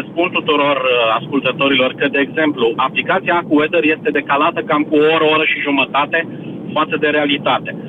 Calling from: Timișoara, Timiș County, Romania; Sunt și eu din Timișoara, din primul eșalon al celor loviți de furtună ieri.

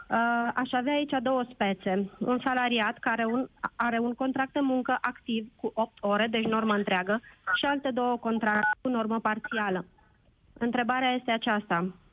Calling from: Sibiu, Sibiu County, Romania; vă sunt din Sibiu cu trei întrebări

